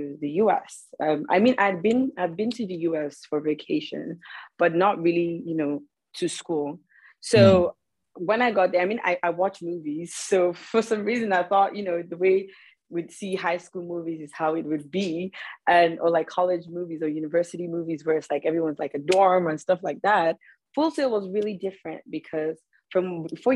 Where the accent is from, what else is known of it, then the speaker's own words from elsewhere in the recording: Nigeria; moved away as an adult; now in United States; just being a Nigerian